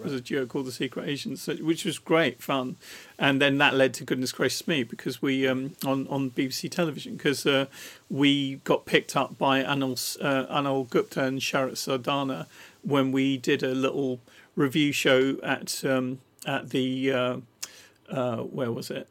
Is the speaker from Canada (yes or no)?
no; Rochester, South East England, United Kingdom; I grew up in Rochester in Kent, and and the the actual place I lived in was Borstal